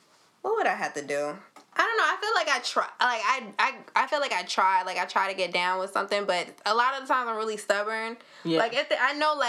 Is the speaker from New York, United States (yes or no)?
yes; New York, United States; we are from New York